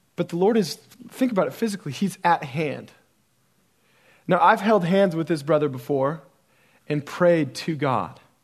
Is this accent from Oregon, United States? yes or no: yes; Central Oregon, United States; I grew up in Central Oregon